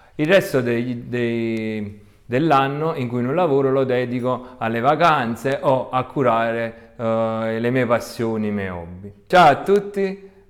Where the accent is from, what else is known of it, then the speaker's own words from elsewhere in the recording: province of Salerno, Campania, Italy; also born or lived in Florence; vengo dalla provincia di Salerno, che è in Italia, vicino alla più famosa Napoli